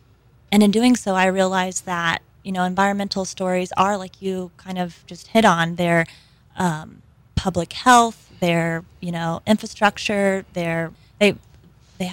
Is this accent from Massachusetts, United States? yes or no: no; Kansas, United States; also born or lived in Texas; now in Louisiana, United States; I am from Kansas and my grandparents went through the Dust Bowl.